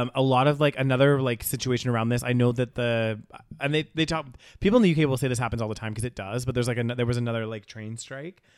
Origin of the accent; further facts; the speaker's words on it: Canada; they knew I was from Canada